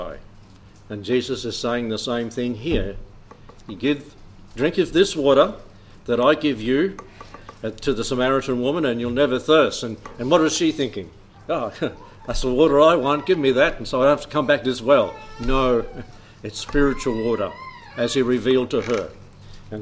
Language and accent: English; South Australia, Australia; I'm from South Australia